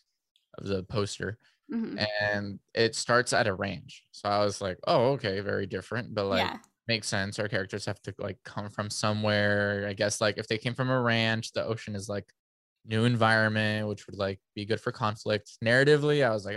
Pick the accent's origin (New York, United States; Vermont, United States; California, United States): California, United States; San Diego; born there; No, I was born in San Diego. Yeah.